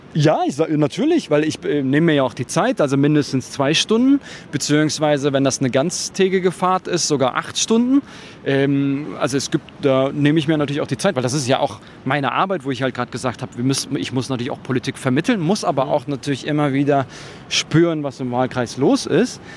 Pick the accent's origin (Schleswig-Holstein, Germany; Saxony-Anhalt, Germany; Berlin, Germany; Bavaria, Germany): Berlin, Germany; zwei starke Personen, die die ja aus diesem Bezirk kommen